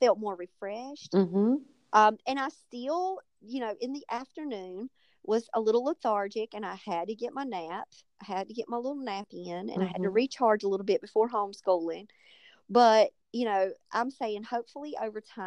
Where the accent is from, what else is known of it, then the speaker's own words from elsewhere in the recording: North Carolina, United States; I'm from North Carolina